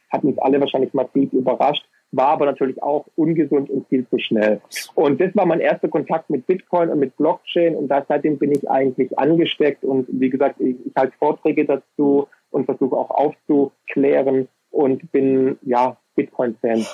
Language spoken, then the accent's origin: German; Swabia, Germany; als Ökonom und als Schwabe